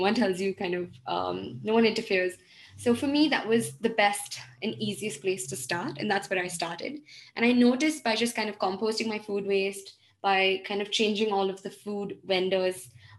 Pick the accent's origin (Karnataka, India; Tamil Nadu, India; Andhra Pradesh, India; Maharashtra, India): Karnataka, India; Belgaum; This is the quality of, you know, vegetables and produce I used to have growing up in Belgaum.